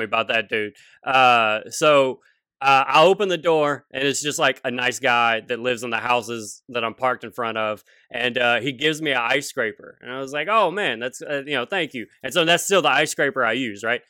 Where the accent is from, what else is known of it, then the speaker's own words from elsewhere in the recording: Louisiana, United States; moved away as an adult; now in Seattle, United States; For twenty-six, twenty-seven years growing up in Louisiana